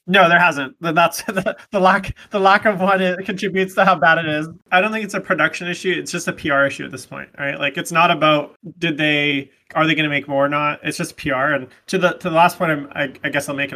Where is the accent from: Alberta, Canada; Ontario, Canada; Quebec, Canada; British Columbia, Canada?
British Columbia, Canada; Vancouver; I am from Vancouver, British Columbia in Canada, so I'm a good Canadian kid